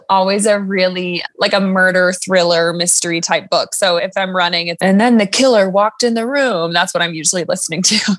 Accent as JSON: {"language": "English", "town": "Crested Butte", "region": "Colorado", "country": "United States", "tie": "born or raised there", "also_born_or_lived": "Boulder, Colorado", "said": "I live and train in Colorado, born and raised"}